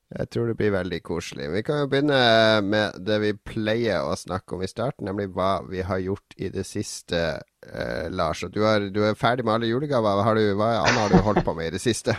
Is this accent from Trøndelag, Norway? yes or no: no; Harstad, Troms, Norway; moved away; når jeg flytta fra Harstad, så reiste hjem til Harstad i jula